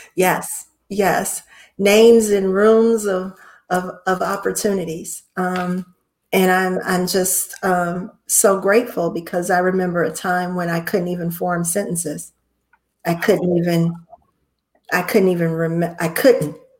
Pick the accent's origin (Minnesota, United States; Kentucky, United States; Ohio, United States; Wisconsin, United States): Ohio, United States; Cleveland; I'm from Cleveland, Ohio